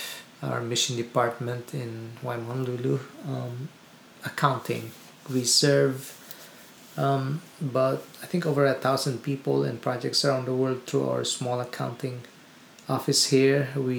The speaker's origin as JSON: {"language": "English", "country": "Philippines", "tie": "born or raised there", "also_born_or_lived": "India", "said": "in the Philippines."}